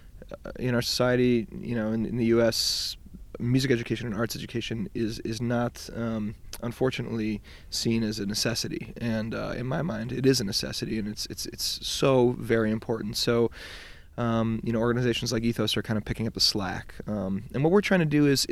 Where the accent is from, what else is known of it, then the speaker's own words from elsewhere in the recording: Detroit, Michigan, United States; I grew up in Detroit